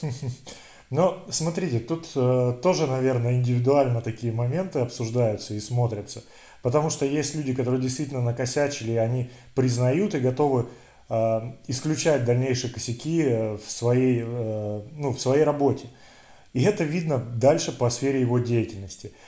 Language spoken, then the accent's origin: Russian; Siberia, Russia; Мы, сибиряки